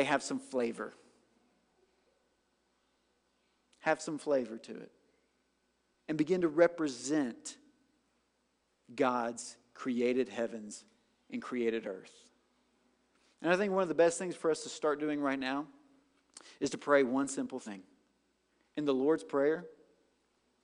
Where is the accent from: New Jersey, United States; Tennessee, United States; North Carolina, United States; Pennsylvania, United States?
Tennessee, United States; White House; I'm from White House, Tennessee